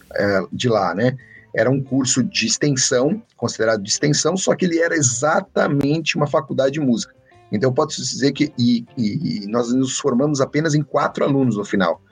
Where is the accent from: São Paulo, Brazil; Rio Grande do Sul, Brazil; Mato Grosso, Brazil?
Rio Grande do Sul, Brazil; Gaúcho; Eu sou gaúcho